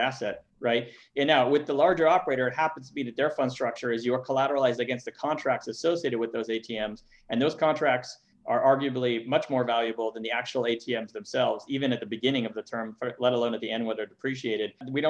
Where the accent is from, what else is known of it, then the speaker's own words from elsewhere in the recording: Montreal, Quebec, Canada; moved away; I'm from Montreal originally